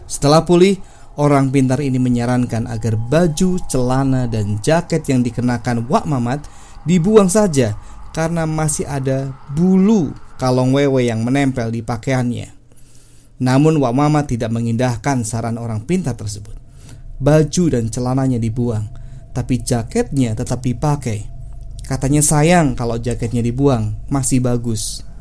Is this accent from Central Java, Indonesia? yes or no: yes; Balapulang, Central Java, Indonesia; born there; desa tempat kelahiran saya, yaitu Desa Balapulang, Kabupaten Tegal, Jawa Tengah.